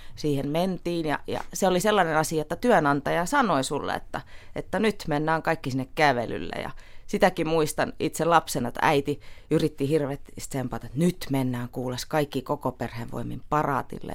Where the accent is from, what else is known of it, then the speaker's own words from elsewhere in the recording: Tallinn, Harju County, Estonia; now in Finland; olen Virosta kotoisin